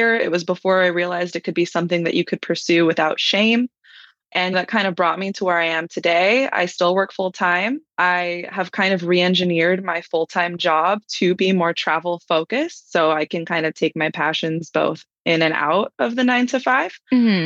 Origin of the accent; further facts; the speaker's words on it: Hawaii, United States; now in Los Angeles, United States; I'm from Hawaii originally, and I live in Los Angeles